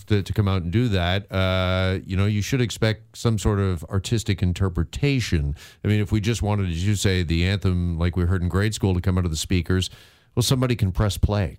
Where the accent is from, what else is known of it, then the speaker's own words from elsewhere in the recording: Burlington, Ontario, Canada; Burlington, Ontario, my hometown